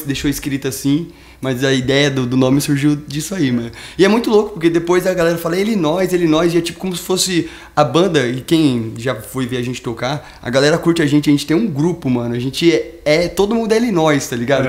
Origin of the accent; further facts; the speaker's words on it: Mato Grosso do Sul, Brazil; now in São Paulo, Brazil; a gente é do Mato Grosso do Sul. A gente veio aqui mesmo pra, pra São Paulo.